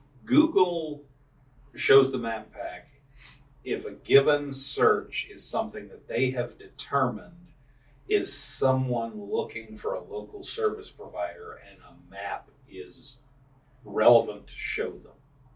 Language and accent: English; Dallas, Texas, United States; I was a kid growing up in the 80s in Dallas-Fort Worth. And I'm Cajun, so that was kind of a family thing. Okay. Like I grew up with Cajun my grandma speaking French Creole.